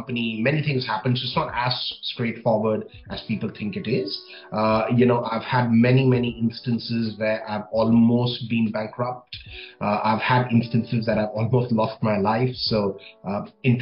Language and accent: English; New Delhi, Delhi, India; moved away as an adult; also born or lived in New Zealand; now in United Arab Emirates; I was born and raised in New Delhi, India